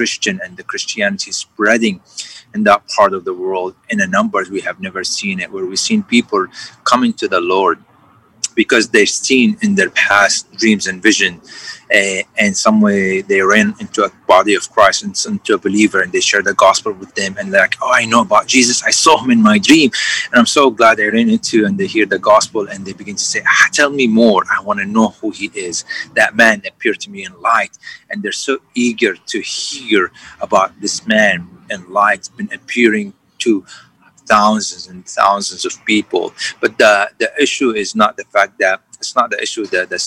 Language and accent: English; Syria; now in Houston, United States; I grew up in Syria